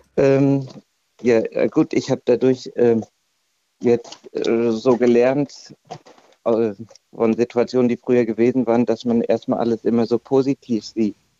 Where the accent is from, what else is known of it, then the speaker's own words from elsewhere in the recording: Hesse, Germany; bei uns in Hessen